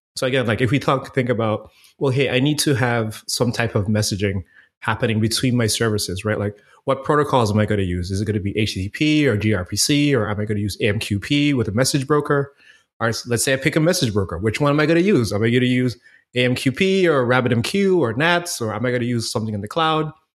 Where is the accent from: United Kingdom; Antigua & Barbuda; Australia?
Antigua & Barbuda; moved away as an adult; now in Fort Lauderdale, United States; born and raised in Antigua, man. I lived in the Caribbean until I was about nineteen years old and, you know, came to Florida for school